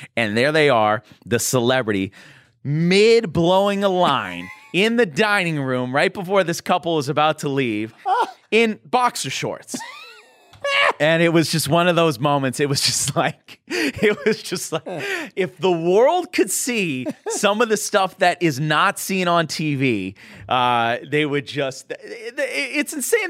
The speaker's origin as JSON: {"language": "English", "town": "Boston", "region": "Massachusetts", "country": "United States", "moved": "yes", "lives_now": "Los Angeles, United States", "said": "I'm from Boston"}